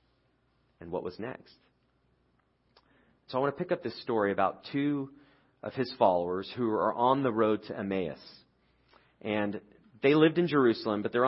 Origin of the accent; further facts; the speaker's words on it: United Kingdom; I'm British